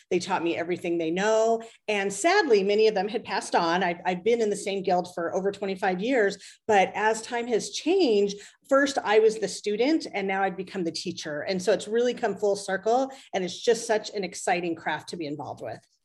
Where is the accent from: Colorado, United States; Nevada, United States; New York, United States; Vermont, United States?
Nevada, United States; Las Vegas; I'm from Las Vegas